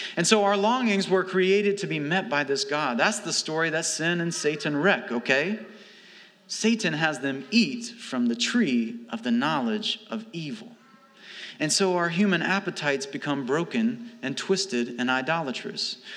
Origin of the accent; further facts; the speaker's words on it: Alabama, United States; moved away; also born or lived in St. Louis; I'm from Alabama, we, we fry things.